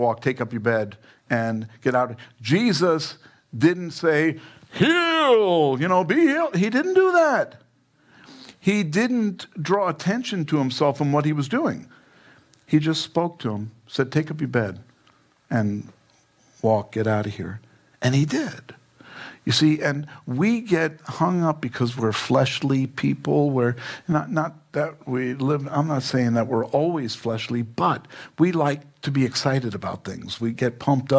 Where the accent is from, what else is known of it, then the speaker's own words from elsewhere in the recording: New York, United States; now in Fountain Hills, United States; I'm from New York.